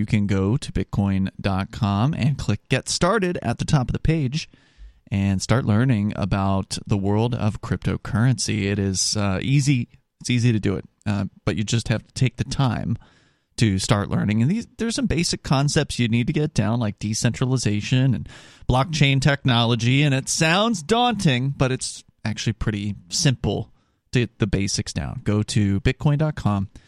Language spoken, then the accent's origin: English; the South, United States; I'm from the South